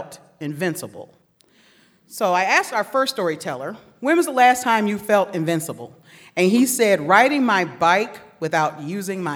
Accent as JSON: {"language": "English", "town": "Detroit", "region": "Michigan", "country": "United States", "said": "I am from Detroit, Michigan"}